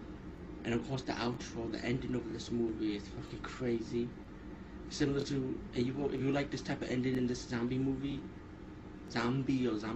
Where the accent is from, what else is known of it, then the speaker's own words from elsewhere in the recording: New York, United States; As a New Yorker, I was like, wow, that brings a lot of memories.